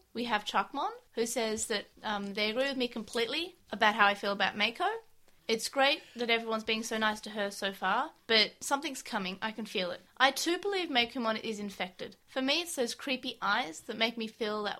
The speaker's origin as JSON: {"language": "English", "country": "Australia", "said": "We're from Australia"}